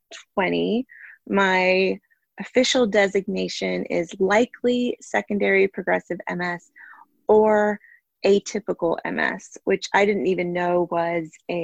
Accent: North Carolina, United States; I'm originally from North Carolina, but have lived all over the country as my schooling and work and disease process has, you know, changed the course of my life a bunch of times.

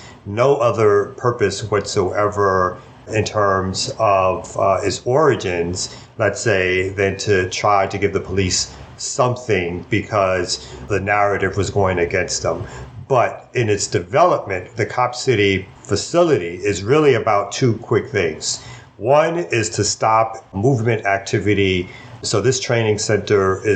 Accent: New York City, New York, United States; now in Atlanta, United States; I'm originally from Brooklyn, New York.

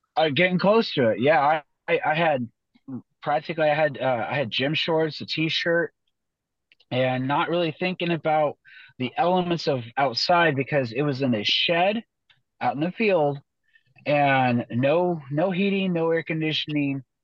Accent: Boise, Idaho, United States; moved away; I was from Boise, Idaho

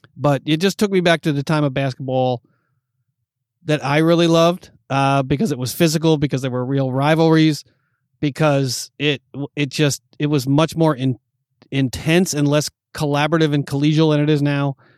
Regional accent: New York, United States; moved away as an adult; now in Los Angeles, United States; growing up in New York watching those Bulls games

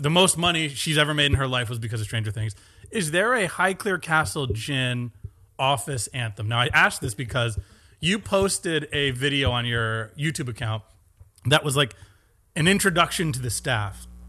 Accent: Stratford, Connecticut, United States; born and raised in Stratford, Connecticut, about forty-five minutes from here

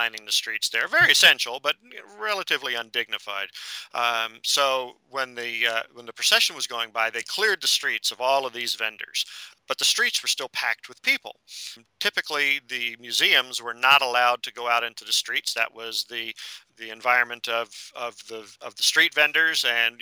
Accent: Northeast, United States; moved away as an adult; also born or lived in Florida; I grew up in the Northeast

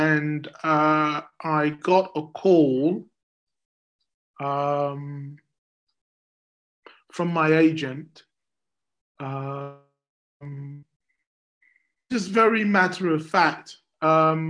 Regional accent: London, United Kingdom; I grew up in Deptford in South East London

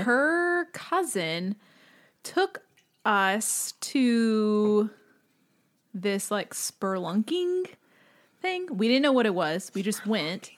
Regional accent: Lockhart, Texas, United States; I am from Lockhart

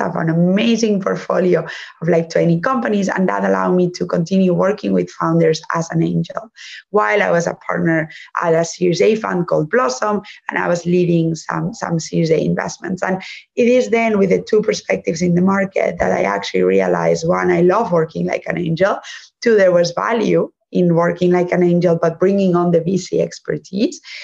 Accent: Spain; English is a second language; moved away; also born or lived in Germany; I'm from Spain. But actually, I was partly raised in Germany

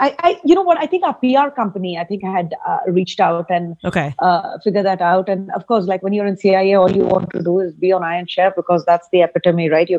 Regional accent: India; moved away; also born or lived in Ranchi / Amritsar; Growing up in India, we used to take trains

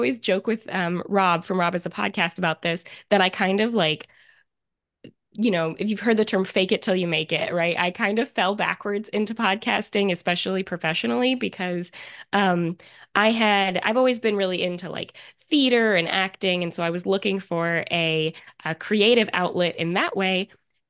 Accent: Virginia, United States; I'm 29. I'm from Central Virginia, and that's where I live now as well.

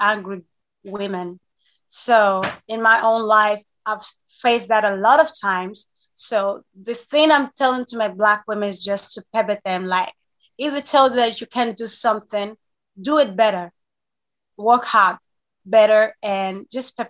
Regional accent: Thessaloniki, Central Macedonia, Greece; I was born and raised in Greece.

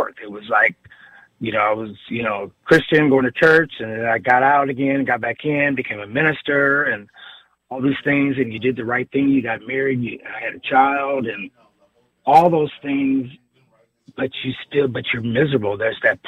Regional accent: Midwest, United States; growing up in the Midwest

